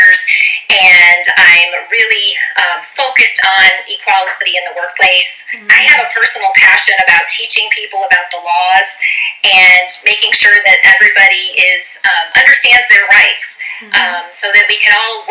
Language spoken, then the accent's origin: English; Orange County, California, United States; I'm from Orange County, California